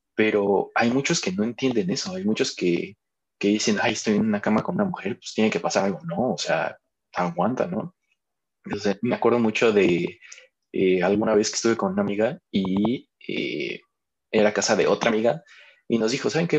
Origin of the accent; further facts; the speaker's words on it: Mexico; como cultura mexicana